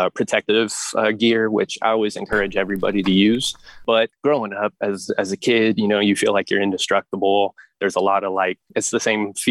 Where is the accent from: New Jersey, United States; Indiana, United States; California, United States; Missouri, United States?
California, United States; Turlock; my home in Turlock